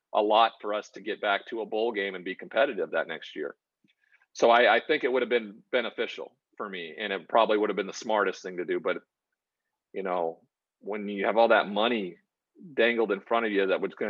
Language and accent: English; Great Falls, Montana, United States; I'm from Great Falls, Montana. So I'm from a very small town in a very small populated state